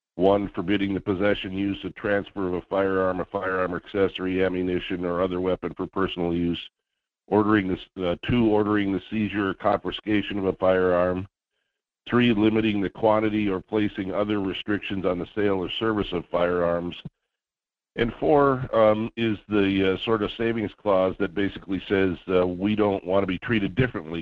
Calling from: Juneau, Alaska, United States; calling from Juneau

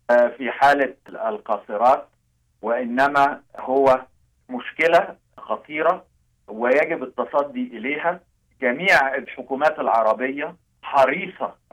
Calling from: Amman, Amman Governorate, Jordan; أنا أتحدث إليكم من عمان الأردن

